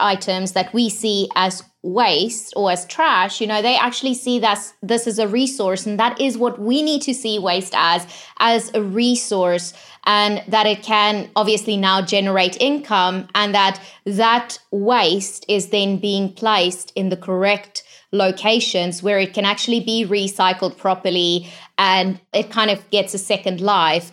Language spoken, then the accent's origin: English; just outside of Johannesburg, Gauteng, South Africa; I grew up just outside of Johannesburg